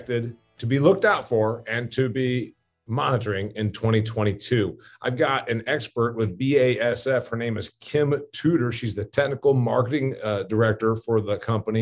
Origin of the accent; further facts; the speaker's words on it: Northeast Indiana, United States; I was raised in Indiana. I have a farm in Indiana. I'm sitting in my office in my farmhouse in Indiana.